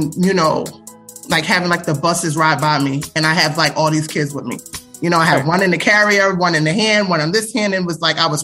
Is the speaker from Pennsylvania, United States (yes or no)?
yes; Philadelphia, Pennsylvania, United States; I am from Philly, born and raised in North Philadelphia, Fairmount section